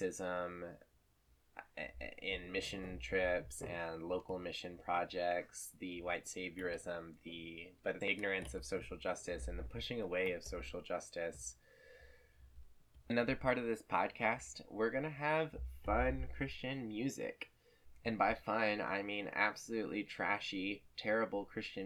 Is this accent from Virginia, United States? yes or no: yes; Lynchburg, Virginia, United States; my experience growing up in Thomas Road Baptist Church around Liberty University and the Falwell family